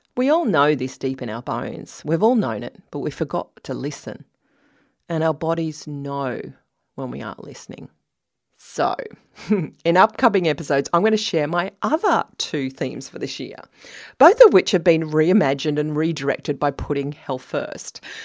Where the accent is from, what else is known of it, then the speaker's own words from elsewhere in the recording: Australia; I'm Australian.